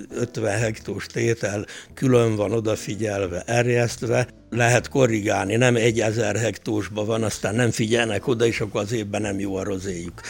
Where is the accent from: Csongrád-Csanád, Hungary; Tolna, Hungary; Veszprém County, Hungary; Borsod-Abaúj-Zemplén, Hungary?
Tolna, Hungary; Várdomb; also born or lived in Szekszárd / Gyöngyös; Várdomban, a szomszéd faluban, ahol születtem